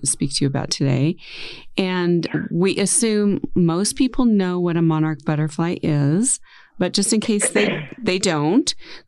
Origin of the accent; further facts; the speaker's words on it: Ohio, United States; I grew up in Ohio